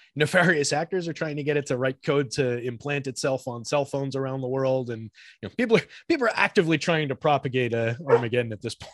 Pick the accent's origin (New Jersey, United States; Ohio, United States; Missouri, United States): New Jersey, United States; also born or lived in New York / Georgia; now in Jersey City, United States; we moved back up here to, uh, Central Jersey where I grew up